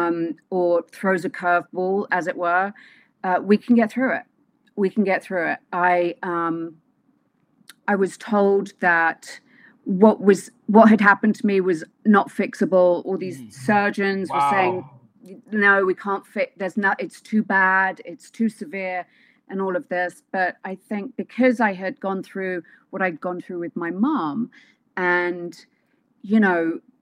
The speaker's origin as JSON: {"language": "English", "region": "London", "country": "United Kingdom", "moved": "yes", "said": "So, London, but in London, I'm from Wimbledon."}